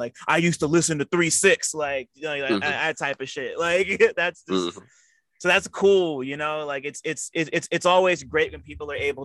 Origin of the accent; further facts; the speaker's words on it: Montclair, New Jersey, United States; I grew up in Montclair, New Jersey